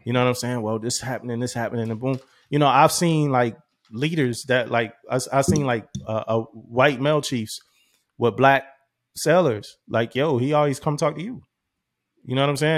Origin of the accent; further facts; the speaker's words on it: Philadelphia, Pennsylvania, United States; moved away as an adult; growing up in Philly